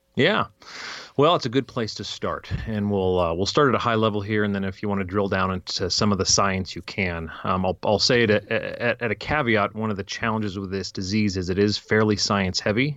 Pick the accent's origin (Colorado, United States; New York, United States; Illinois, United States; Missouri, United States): Colorado, United States; Fairplay; also born or lived in California / Fort Collins, Colorado; we moved from California when I was three, apparently, right to Fairplay, Colorado